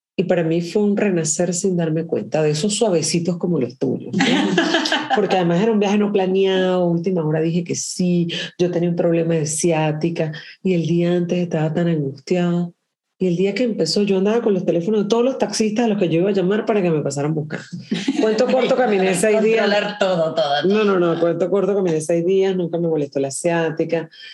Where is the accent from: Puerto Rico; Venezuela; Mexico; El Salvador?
Venezuela; Caracas, Capital District; moved away as an adult; also born or lived in Caribbean island; now in Chile; yo soy caraqueña